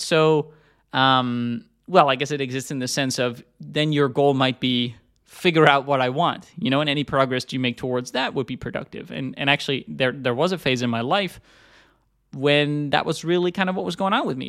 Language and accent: English; Netherlands; moved away as an adult; also born or lived in United States; I'm originally from Europe. I also, I'm, I'm from the Netherlands. I, I live in Amsterdam again these days after having lived in the U S for a long time.